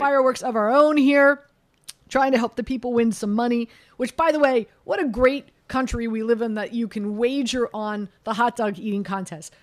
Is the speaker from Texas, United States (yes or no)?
no; Miami, Florida, United States; moved away; also born or lived in New York; I'm from Miami.